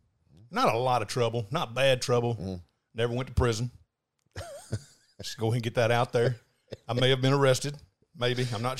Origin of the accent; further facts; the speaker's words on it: Panama City, Florida, United States; Born and raised, Panama City. Moved to Atlanta, Georgia for about 7 months when I was 20, turned 21 in Atlanta.